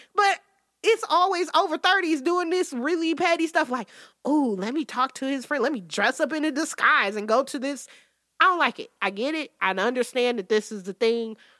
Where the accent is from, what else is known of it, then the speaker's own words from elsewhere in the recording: Detroit, Michigan, United States; I'm still from Detroit